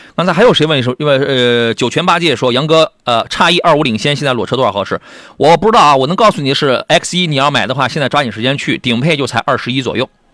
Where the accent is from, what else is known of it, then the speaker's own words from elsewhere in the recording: Qingdao, Shandong, China; 我是那个崂山的，青岛崂山